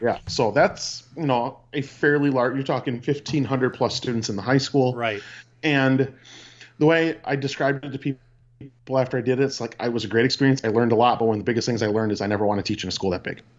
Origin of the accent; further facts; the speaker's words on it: Peshtigo, Wisconsin, United States; I grew up in Peshtigo, Wisconsin